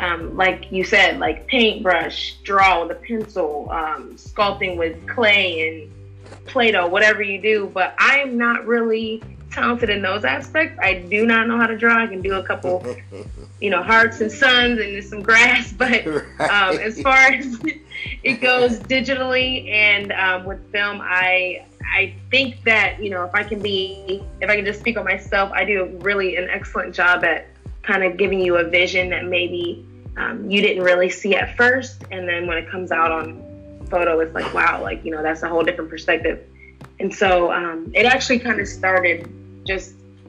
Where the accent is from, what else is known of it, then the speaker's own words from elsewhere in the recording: Canton, Ohio, United States; now in Cleveland, United States; I'm born and raised in Canton, Ohio, and I moved to Cleveland a few years ago